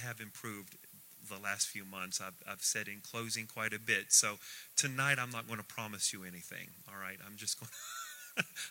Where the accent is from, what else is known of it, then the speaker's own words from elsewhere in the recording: United States; We are very Christianized. We're very American